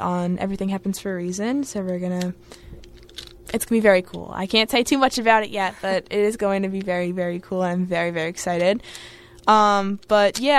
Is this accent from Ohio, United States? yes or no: no; Long Island, New York, United States; I'm from New York. And I'm from Long Island, but I'm 15 minutes away from the city